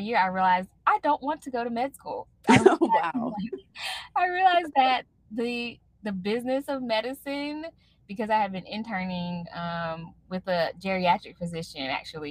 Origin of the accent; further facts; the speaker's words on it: Raleigh, North Carolina, United States; my hometown, Raleigh, North Carolina